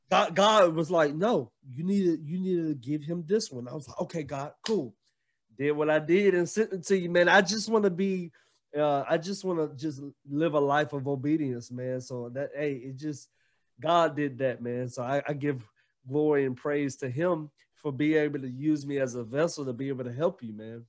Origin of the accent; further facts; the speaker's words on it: Gainesville, Georgia, United States; also born or lived in Alabama; now in Jefferson, United States; I'm from Gainesville, Georgia, but Right now, I live in Jefferson, Georgia